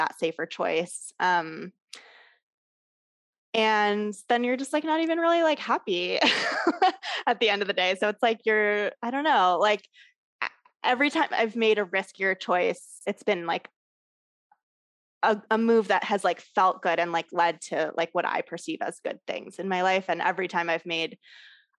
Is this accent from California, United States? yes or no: yes; Southern California, United States; moved away as an adult; also born or lived in New York / Los Angeles; now in Asheville, United States; I grew up in Southern California, but then I went to New York for college and then I moved back to LA and I stayed there for like 10 years